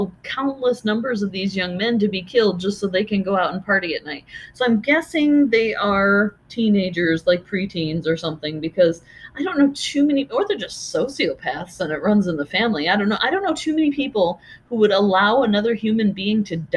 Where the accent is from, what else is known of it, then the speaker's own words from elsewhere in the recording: United States; being American